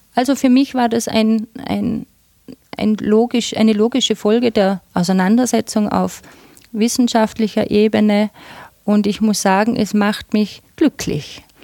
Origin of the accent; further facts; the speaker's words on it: Tyrol, Austria; bei uns in Tirol